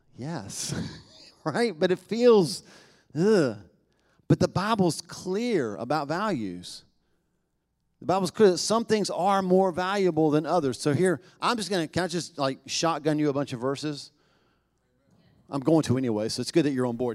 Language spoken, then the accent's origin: English; the South, United States; we're from the South